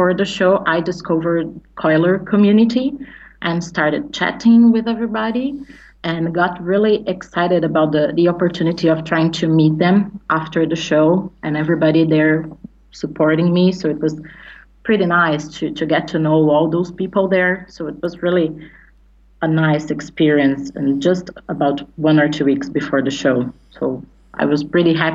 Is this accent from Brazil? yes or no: yes; São Paulo, Brazil; I'm from Brazil, São Paulo